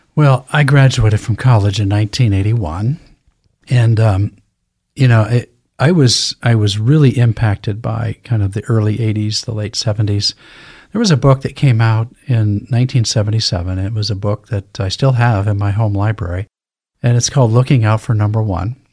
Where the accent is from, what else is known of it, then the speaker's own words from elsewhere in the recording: Lewiston, Idaho, United States; I was born and raised in Lewiston, Idaho, graduated from Lewiston High School